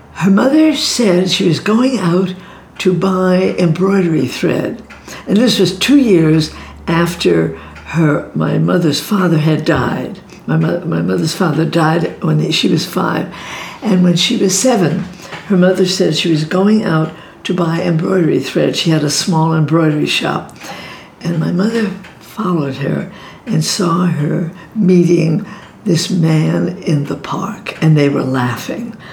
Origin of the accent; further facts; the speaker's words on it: New York City, New York, United States; I grew up in Brooklyn